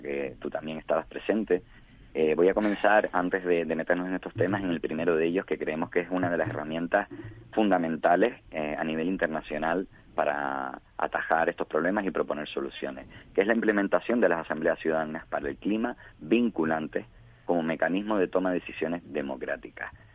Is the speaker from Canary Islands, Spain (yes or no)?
yes; Canary Islands, Spain